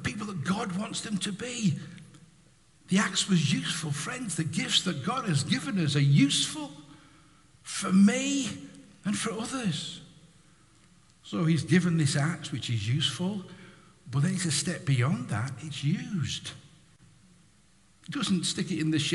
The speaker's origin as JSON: {"language": "English", "country": "United Kingdom", "said": "We're British, most of us. We're British."}